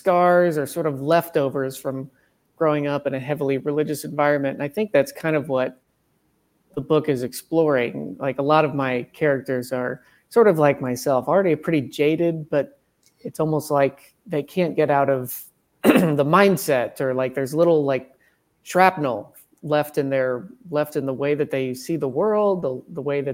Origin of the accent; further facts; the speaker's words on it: rural Missouri, United States; I grew up in rural Missouri, and my dad was a Southern Baptist pastor